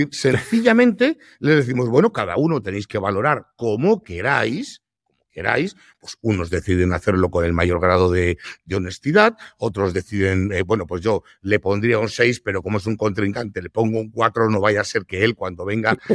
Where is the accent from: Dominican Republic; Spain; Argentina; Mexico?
Spain; Madrid, Community of Madrid; yo soy madrileño y yo no hago cocido madrileño en el restaurante, pero no me toques el cocido.